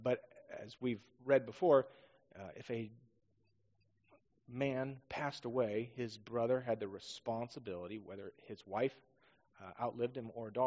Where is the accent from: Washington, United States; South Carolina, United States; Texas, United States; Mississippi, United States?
Washington, United States; Northeast; also born or lived in Southern California; now in Roseburg, United States; growing up in Northeast Washington